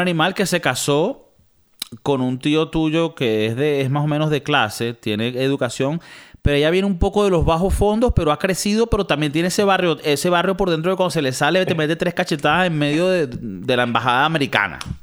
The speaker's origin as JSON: {"language": "Spanish", "country": "Venezuela", "also_born_or_lived": "United States", "moved": "yes", "lives_now": "Europe", "said": "también somos venezolanos"}